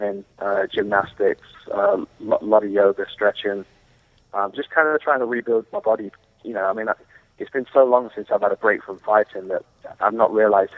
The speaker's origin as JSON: {"language": "English", "region": "England", "country": "United Kingdom", "also_born_or_lived": "Los Angeles, California", "moved": "yes", "lives_now": "Las Vegas, United States", "said": "I'm from England, you see. We like the cold and the grey"}